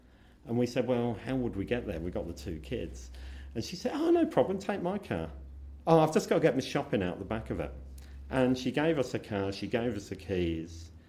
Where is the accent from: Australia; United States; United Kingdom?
United Kingdom; England; I'm very British. I love Britain. I am British.